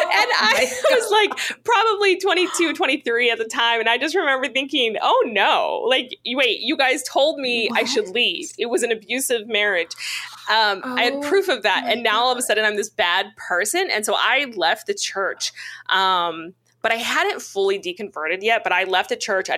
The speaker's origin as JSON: {"language": "English", "region": "Missouri", "country": "United States", "tie": "born or raised there", "said": "I grew up away from my people in this little tiny town of about 20,000 people, 16,000 people in the Midwest in Missouri. And that's where I was raised."}